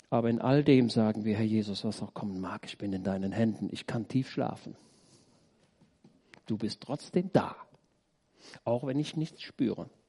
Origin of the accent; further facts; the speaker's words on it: Roetgen, North Rhine-Westphalia, Germany; Ich komme aus Rötgen. Da ist in der, unten in der Hauptstraße, da ist ein Haus, schon älter, das war damals Lazarett im Zweiten Weltkrieg.